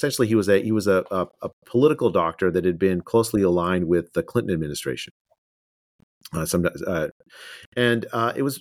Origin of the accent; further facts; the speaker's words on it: India; moved away; I was born in India